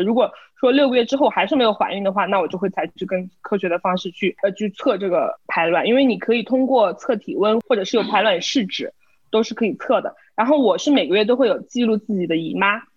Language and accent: Chinese; China; 作为中国人